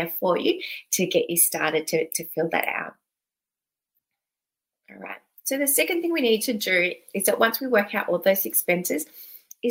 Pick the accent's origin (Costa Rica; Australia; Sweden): Australia; Sydney, New South Wales; moved away as an adult; now in Melbourne, Australia; I was originally from Sydney. And recently, when I say recently, in the last 10 years, I've moved down to Melbourne, Victoria.